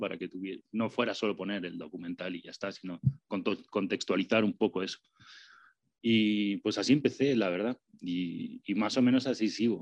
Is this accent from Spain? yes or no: yes; Spain; now in Mexico City, Mexico; yo soy español, soy gachupín